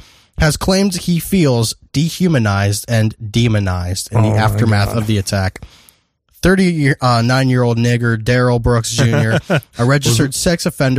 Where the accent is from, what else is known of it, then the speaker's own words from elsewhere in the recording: Ireland; Just because I'm fucking Irish.